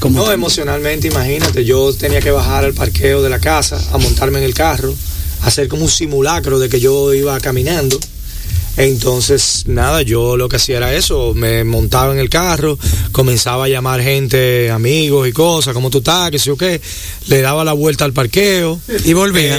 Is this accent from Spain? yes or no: no; Dominican Republic; lo que somos los dominicanos como sociedad